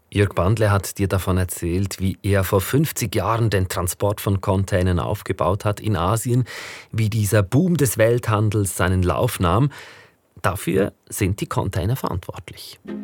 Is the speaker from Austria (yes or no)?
no; Interlaken, Bern, Switzerland; bei mir zu Hause in Interlaken, wo ich aufgewachsen bin